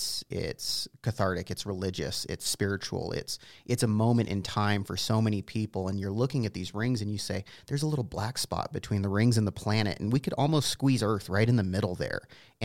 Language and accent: English; Prescott, Arizona, United States; For me, growing up in Northern Arizona, I grew up in the Prescott area